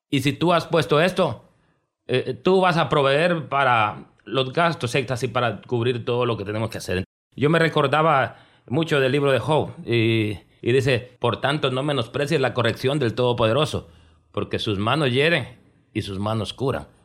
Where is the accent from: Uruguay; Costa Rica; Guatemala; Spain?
Guatemala; Soy guatemalteco de origen.